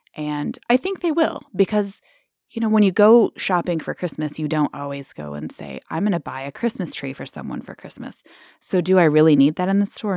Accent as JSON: {"language": "English", "town": "Omaha", "region": "Nebraska", "country": "United States", "tie": "born or raised there", "moved": "yes", "lives_now": "Treynor, United States", "said": "I grew up, born and raised in Omaha and moved to a farm."}